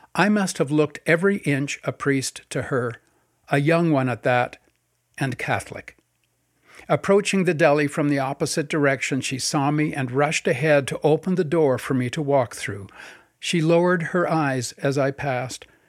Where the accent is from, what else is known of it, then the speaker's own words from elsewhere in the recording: North Vancouver, British Columbia, Canada; my early days growing up in North Vancouver